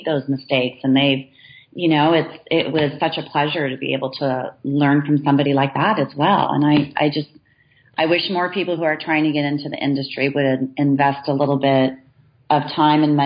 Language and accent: English; Southern California, United States; now in Walnut Creek, United States; growing up in Southern California on the beaches